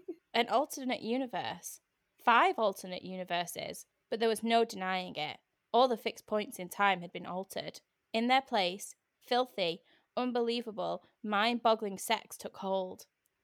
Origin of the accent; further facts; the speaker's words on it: United Kingdom; Yeah, maybe I should have said that a bit more dramatically, but I don't know how to do that as a British person.